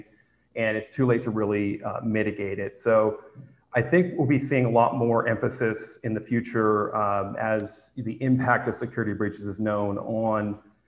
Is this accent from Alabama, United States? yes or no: no; San Francisco, California, United States; moved away; I am originally from San Francisco